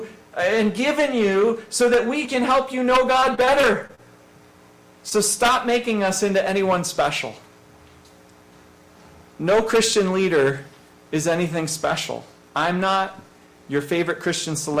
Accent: farm country near Scranton, Pennsylvania, United States; now in Westchester County, United States; the country, in farm country, and about 30 minutes from us was Scranton, the closest decent-sized city

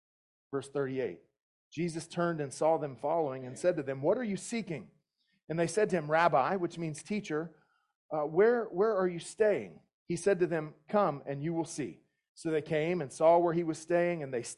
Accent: southeastern United States, United States; moved away; My accent may give me away, but I grew up in the southeastern United States primarily

